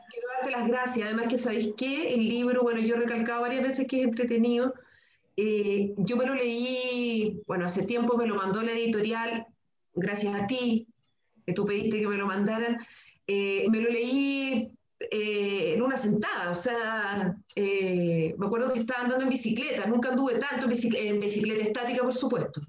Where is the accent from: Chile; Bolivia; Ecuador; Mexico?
Chile; como sociedad chilena eh, somos muy, muy mm, pacatos